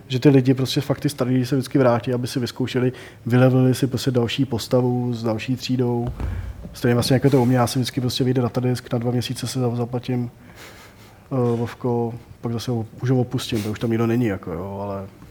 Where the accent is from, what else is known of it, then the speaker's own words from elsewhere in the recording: Prague, Czechia; já jsem prostě Pražák jak poleno